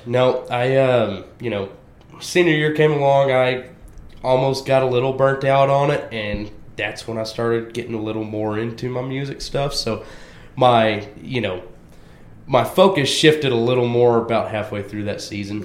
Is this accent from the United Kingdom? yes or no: no; Waxahachie, Texas, United States; I'm born and raised in Waxahachie, Texas